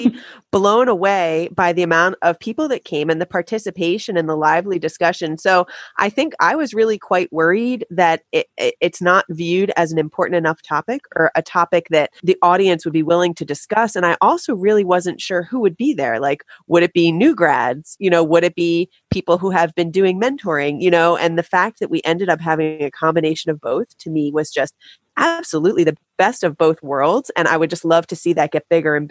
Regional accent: Philadelphia, Pennsylvania, United States; I'm from the Philadelphia area

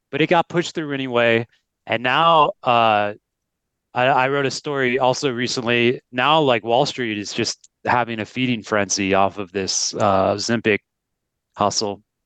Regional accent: United States; moved away as an adult; we're both American, and so we've seen, I haven't been in the U S for eight years

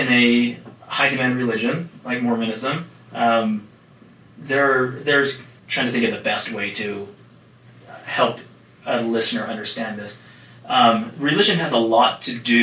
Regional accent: Nephi, Utah, United States; growing up in Nephi

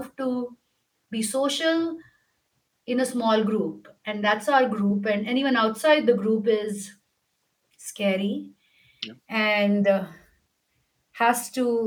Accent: India; I'm Indian

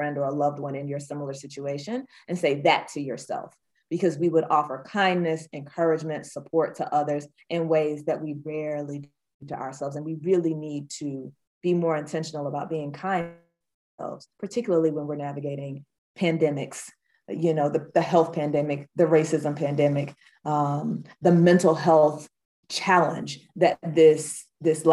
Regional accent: Georgia, United States; here in my home state of Georgia

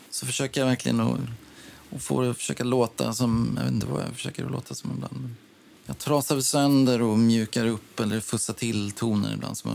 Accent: Orminge, Stockholm County, Sweden; born or raised there

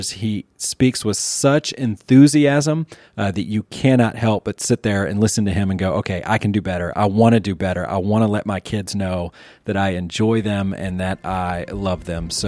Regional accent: Eagle River, Wisconsin, United States; Yeah, so northern Wisconsin, little town called Eagle River.

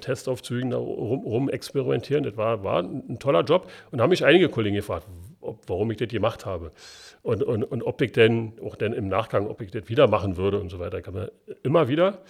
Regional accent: Berlin, Germany; accent: Berlin dialect; bin Ostberliner und wir haben das in der Schule nicht gelernt richtig Hochdeutsch zu sprechen.

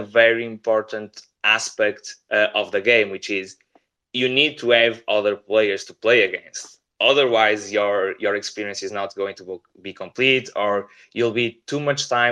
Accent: Portugal; we are from Portugal

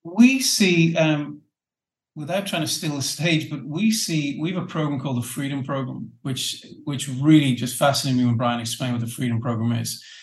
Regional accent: Ireland; being the Irish guy

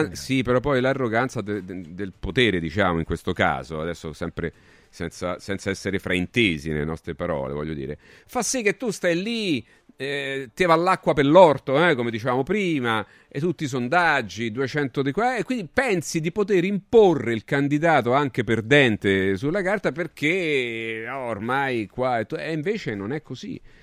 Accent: Rome, Lazio, Italy; come si dice qui a Roma, io sono romano, quindi pa- passatemi alcune, alcune, romanità, alcune cose dialettali

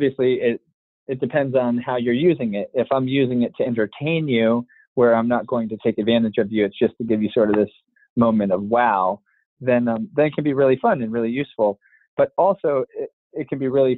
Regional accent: United States; you and I were born in the States

